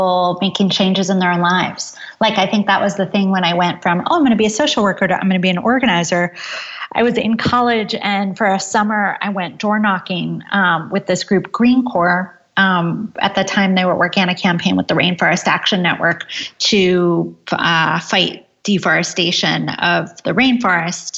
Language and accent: English; Ithaca, New York, United States; I grew up in Ithaca, New York, which is a college town in upstate New York